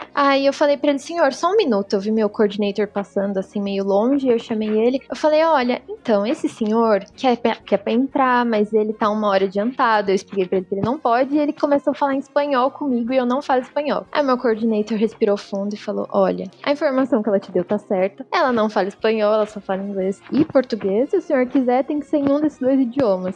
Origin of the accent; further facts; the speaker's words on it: São Paulo, Brazil; Eu falei: De São Paulo.